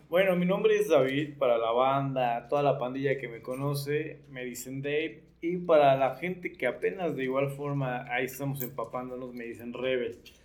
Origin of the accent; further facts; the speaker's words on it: Nezahualcóyotl, State of Mexico, Mexico; Soy de Nesa